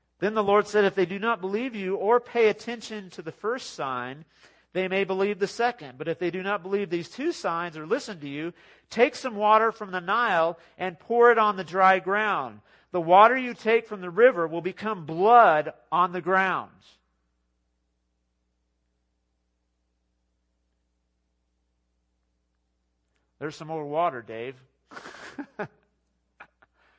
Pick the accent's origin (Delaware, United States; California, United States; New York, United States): California, United States; moved away as an adult; now in Texas, United States; So we're both from California, from the city.